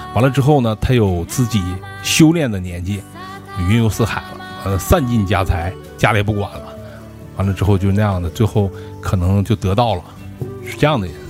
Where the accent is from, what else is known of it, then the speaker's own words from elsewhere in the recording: Harbin, Heilongjiang, China; 咱们哈尔滨人可能都知道，就那个赵灵园儿